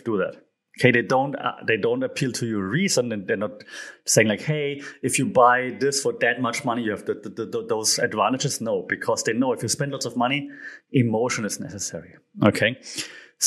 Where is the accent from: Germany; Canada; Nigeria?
Germany; I'm from Germany